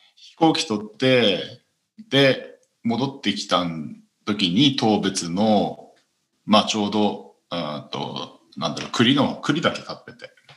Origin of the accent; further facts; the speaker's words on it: Hokkaido, Japan; 北海道の道民としては